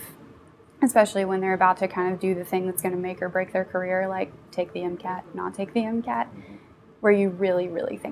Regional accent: Kentucky, United States; I'm actually a product of Appalachia. I grew up in Greenham County, Kentucky, which is about 2.5 hours east of here in a very rural area

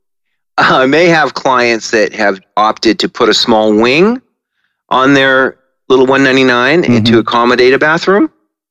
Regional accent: Medford, Oregon, United States; now in Eugene, United States; I was born down in Medford, so I've been in Oregon all my life

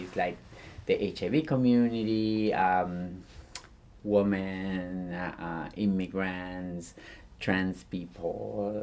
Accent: Gálvez, Santa Fe, Argentina; English is a second language; moved away as an adult; also born or lived in Miami; now in United States; I grew up in the city of Gálvez, in the state of Santa Fe, in the nation of Argentina

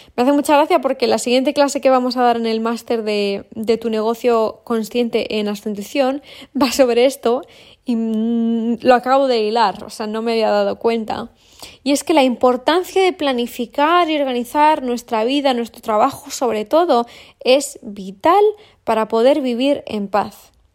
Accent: Valladolid, Castile and León, Spain; moved away; vivo en, entre mar y montaña pero vengo de Valladolid

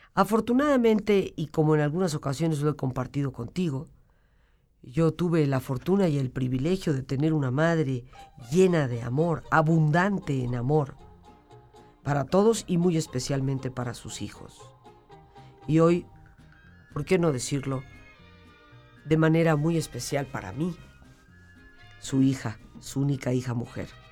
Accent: Mexico; como mexicanos

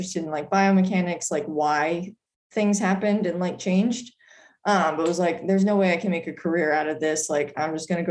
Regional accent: Smithfield, Rhode Island, United States; moved away as an adult; also born or lived in Boston; I am from Rhode Island. I grew up in Smithfield, Rhode Island.

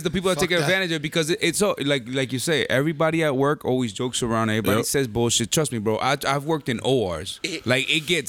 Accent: New Jersey, United States; I was born in Jersey.

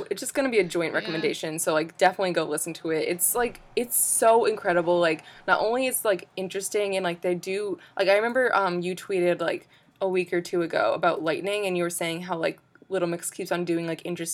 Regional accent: United States; I'm an American

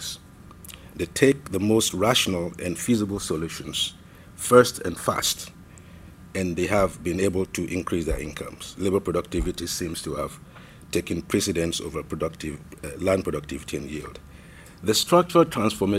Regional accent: Ghana; being a Ghanaian and having been permanently and continuously resident in Ghana over the last 11 years

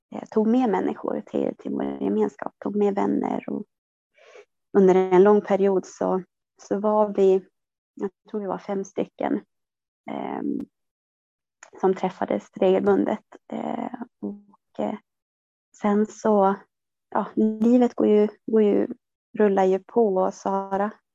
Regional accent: southern Norrland, Sweden; jag, eh, är född och uppvuxen i södra Norrland

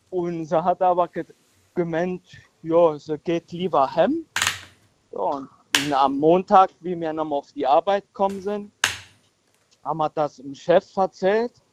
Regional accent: Völklingen, Saarland, Germany; Nee, mir, mir Völklinger sind halt so.

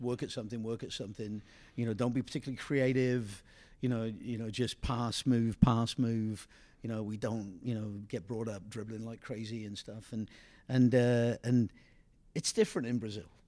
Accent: England, United Kingdom; moved away; I come from England

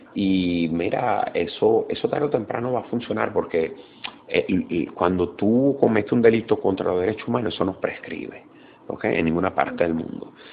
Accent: Venezuela

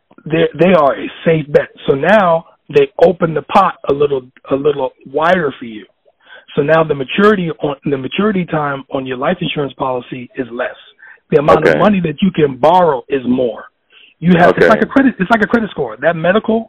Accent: New York City, New York, United States; also born or lived in Oneonta, New York; I'm from the South right. Bronx, 183rd Street, Walton Avenue

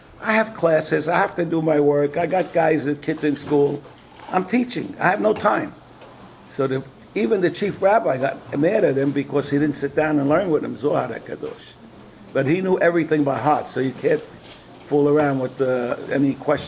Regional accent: Brooklyn, New York, United States; Now, I'm from Brooklyn. I can't take these kind of things.

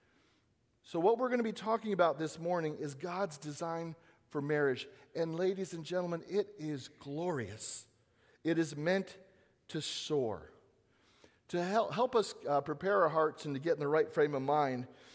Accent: Southern California, United States; moved away; I am from Southern California

